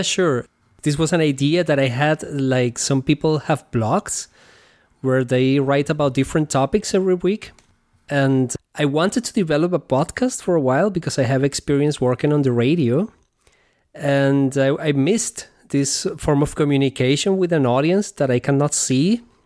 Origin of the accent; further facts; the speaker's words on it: Venezuela; moved away as an adult; now in Germany; I come originally from Venezuela, and over there I, I was playing guitar with different bands